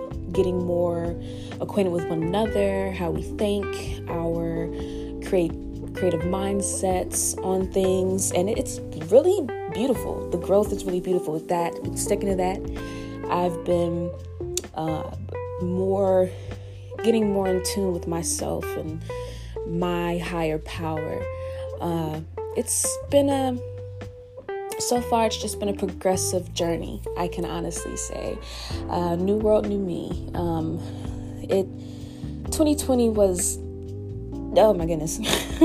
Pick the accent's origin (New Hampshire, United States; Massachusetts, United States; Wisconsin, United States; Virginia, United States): Virginia, United States; Richmond; moved away as an adult; also born or lived in Augusta, Georgia; my home state, Richmond, Virginia